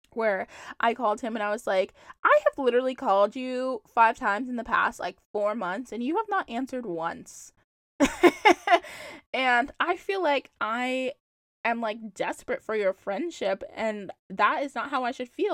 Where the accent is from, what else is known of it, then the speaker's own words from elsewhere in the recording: Charlotte, North Carolina, United States; moved away as an adult; now in Boston, United States; I'm from Charlotte. Like I love Charlotte. I rep Charlotte so hard. Obviously, I moved from Charlotte